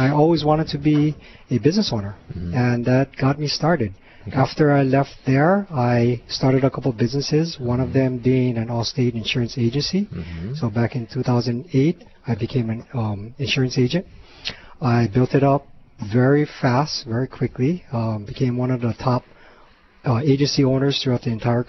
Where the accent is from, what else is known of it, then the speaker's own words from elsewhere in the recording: Honolulu, Hawaii, United States; also born or lived in Kapahulu; I was born and raised in Hawaii, lived here my entire life